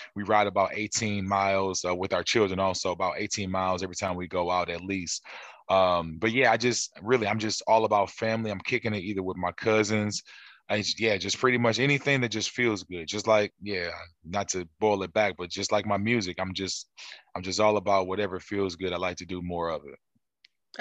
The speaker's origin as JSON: {"language": "English", "town": "St. Louis", "region": "Missouri", "country": "United States", "also_born_or_lived": "Memphis, Tennessee", "said": "St. Louis, Missouri, originally"}